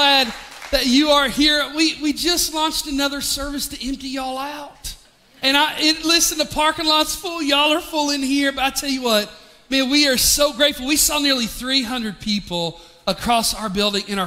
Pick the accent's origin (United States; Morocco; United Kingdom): United States; Pigeon Forge area, Tennessee; moved away as an adult; also born or lived in Charlotte; back into our hometown